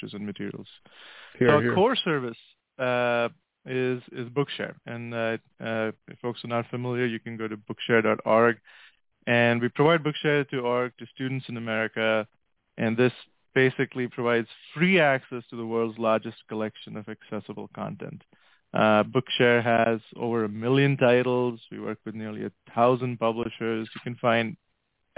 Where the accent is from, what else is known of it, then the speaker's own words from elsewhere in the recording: India; moved away as an adult; also born or lived in Oman / Atlanta, United States / Pittsburgh, United States; now in United States; I grew up in India and in Oman, which is in the Gulf in the Middle East